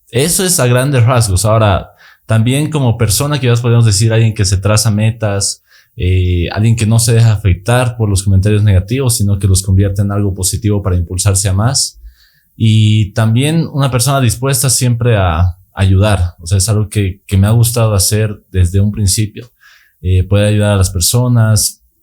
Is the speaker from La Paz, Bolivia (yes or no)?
no; Sucre, Chuquisaca, Bolivia; Yo nací en Sucre, viví en Sucre toda mi vida, en ningún momento me fui de acá. Eh, actualmente tengo 24 años.